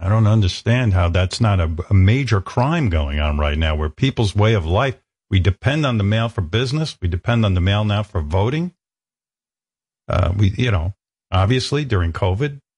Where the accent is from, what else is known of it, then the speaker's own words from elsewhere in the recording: New York, United States; when I was a kid growing up in New York